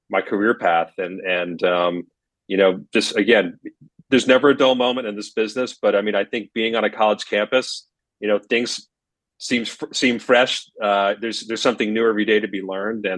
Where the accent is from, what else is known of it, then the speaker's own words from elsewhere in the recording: Scranton, Pennsylvania, United States; my hometown of Scranton, Pennsylvania